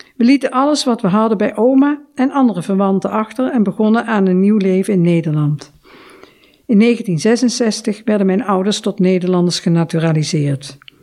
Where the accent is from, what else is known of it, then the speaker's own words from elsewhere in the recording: Indonesia; now in Netherlands; mijn geboorteland